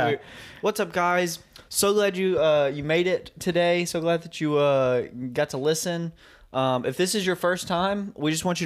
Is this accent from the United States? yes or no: yes; the Bible Belt, United States; Growing up in the Bible Belt